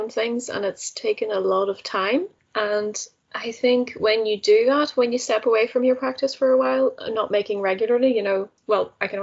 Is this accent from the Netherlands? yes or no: yes; Netherlands; moved away; I grew up in the Netherlands. I'm Dutch originally